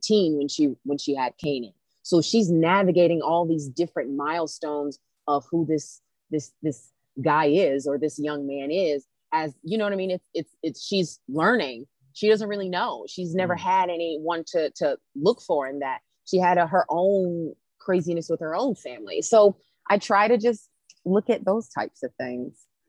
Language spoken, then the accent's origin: English; South Carolina, United States; I grew up in South Carolina